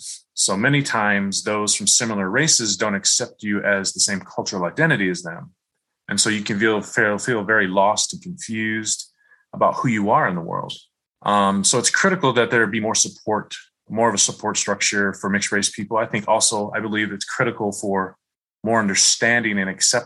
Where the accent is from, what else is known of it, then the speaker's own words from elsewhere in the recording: Michigan, United States; I grew up in Michigan